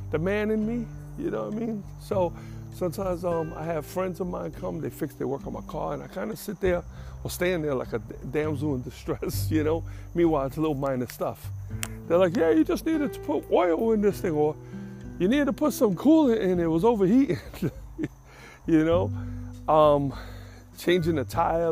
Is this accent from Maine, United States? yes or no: no; New York, United States; moved away; where I grew up in New York. I grew up with a single mother who didn't drive.